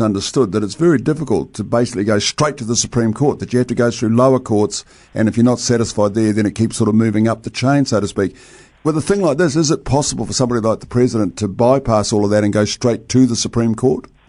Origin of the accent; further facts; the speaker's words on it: New Zealand; a New Zealander